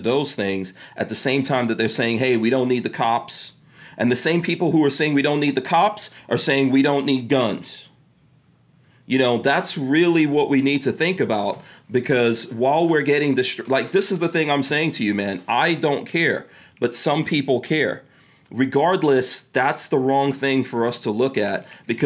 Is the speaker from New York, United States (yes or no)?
yes; New York City, New York, United States; also born or lived in Caribbean; I grew up in New York City